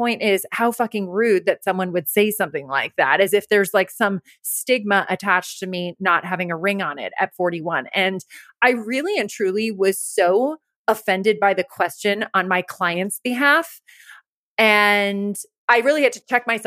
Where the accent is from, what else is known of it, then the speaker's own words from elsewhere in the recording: Rye, New York, United States; moved away as an adult; also born or lived in Los Angeles; Growing up in Rye, where you and I both grew up, it's a very wealthy town